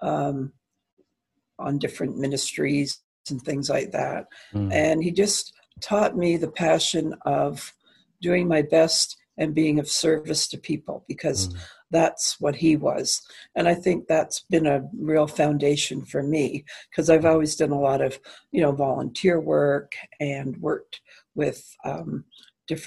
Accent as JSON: {"language": "English", "town": "London", "region": "Ontario", "country": "Canada", "also_born_or_lived": "New York", "said": "I'm from London, Ontario, which is near Toronto in Canada."}